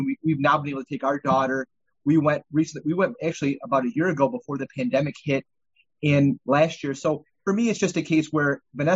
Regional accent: Michigan, United States; We're from Michigan

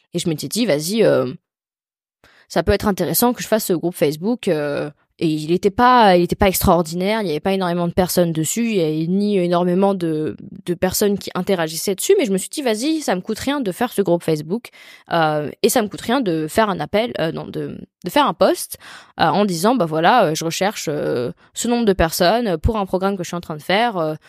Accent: France; je suis française

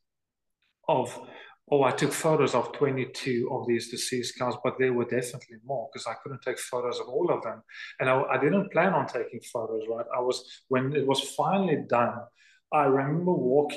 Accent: South Africa; also born or lived in North Dakota; now in Wilderness, South Africa; I'm from South Africa, for goodness sakes. I mean, we hardly get winter

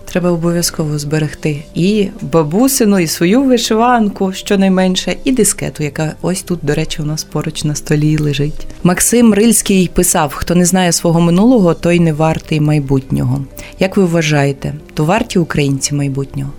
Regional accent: Volhynia, Volyn Oblast, Ukraine; я з Волині

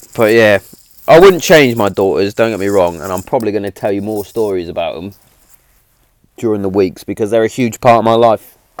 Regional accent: Hereford, West Midlands, United Kingdom; Hereford's in England, and I was born in England. I'm English

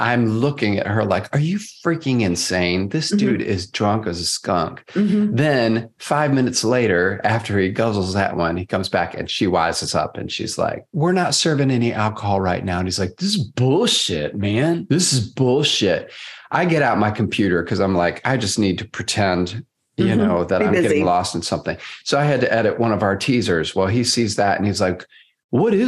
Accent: Cincinnati, Ohio, United States

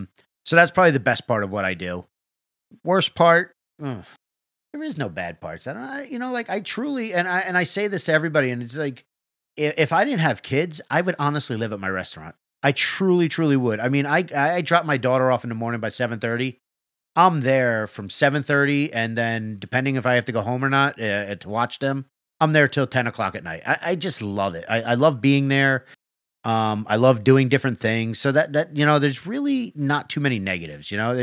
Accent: New York, United States; We're from New York, so I don't know how it all

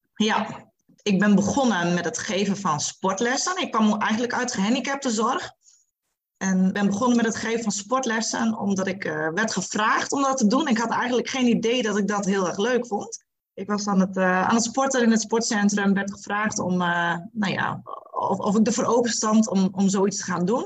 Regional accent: Friesland, Netherlands; now in Bedum, Netherlands; Ik kom oorspronkelijk uit Friesland, woon sinds eh, nou ja, heel wat jaartjes inmiddels al in beden

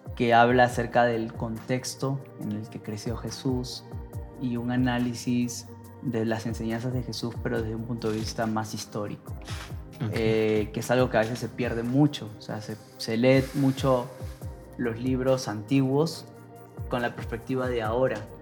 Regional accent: Peru; moved away as an adult; now in Mexico; estaría con mi familia, estaría con, eh, con mi familia y en mi tierra

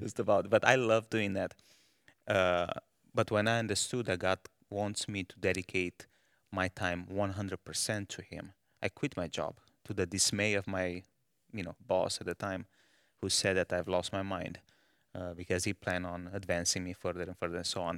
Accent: Romania; moved away as an adult; now in Malawi; I was born in, uh, Romania

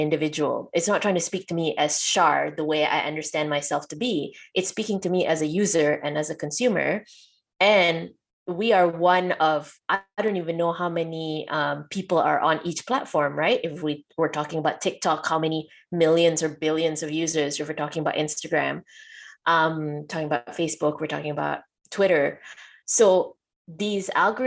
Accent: Malaysia; I'm from Malaysia.

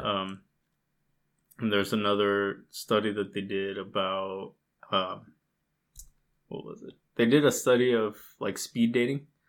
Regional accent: United States; my family was like the only Mexican family in the states.

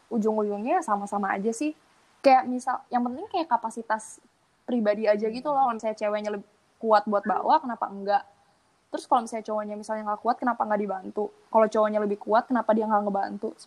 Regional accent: Bali, Indonesia; mungkin karena gue uh, besar

